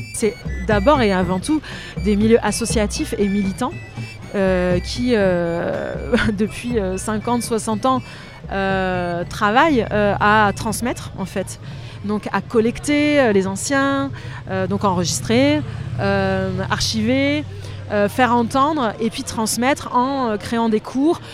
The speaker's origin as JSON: {"language": "French", "town": "Antibes", "region": "Provence-Alpes-Côte d'Azur", "country": "France", "tie": "born or raised there", "also_born_or_lived": "Brazil", "moved": "as an adult", "lives_now": "Languedoc, France", "said": "J'ai grandi à Antibes en partie."}